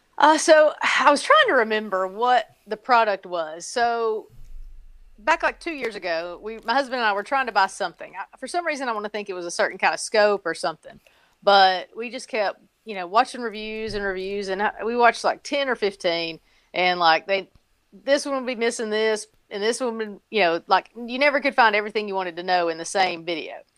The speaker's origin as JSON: {"language": "English", "region": "Tennessee", "country": "United States", "tie": "born or raised there", "moved": "yes", "lives_now": "North Carolina, United States", "said": "I grew up in Tennessee"}